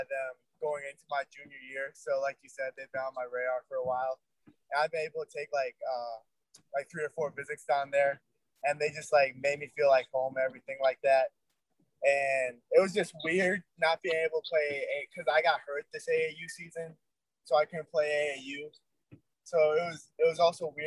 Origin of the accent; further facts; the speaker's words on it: Waukesha, Wisconsin, United States; I'm out of Waukesha, Wisconsin, which is right outside of Milwaukee.